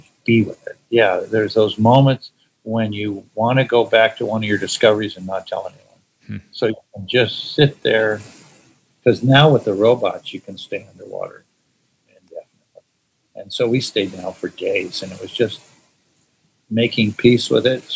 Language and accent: English; California, United States; also born or lived in Kansas; I grew up in California